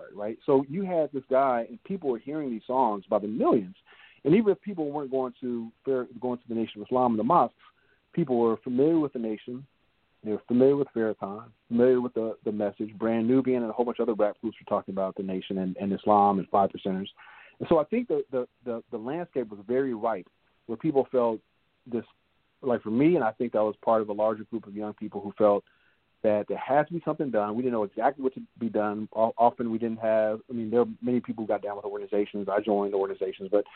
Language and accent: English; Los Angeles, California, United States; I grew up in South Central